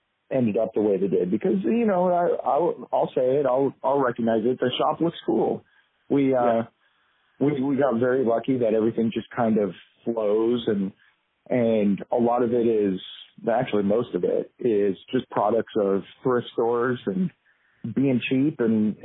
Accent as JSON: {"language": "English", "region": "Southern California", "country": "United States", "tie": "born or raised there", "said": "I grew up in Southern California"}